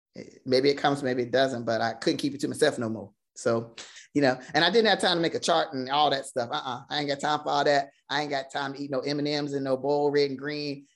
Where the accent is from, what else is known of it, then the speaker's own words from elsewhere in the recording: Virginia, United States; I am born and raised in Virginia